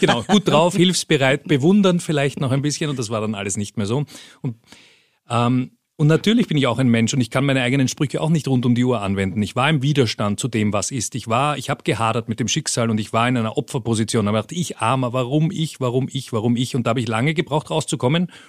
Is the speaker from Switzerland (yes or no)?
no; Vienna, Austria; moved away as an adult; also born or lived in Peru / Colombia; ich bin ganz unspektakulär in Wien geboren